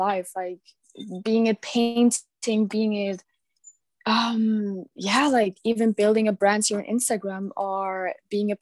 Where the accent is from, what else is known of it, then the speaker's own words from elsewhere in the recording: Germany; I'm 17 years old and I'm from Germany.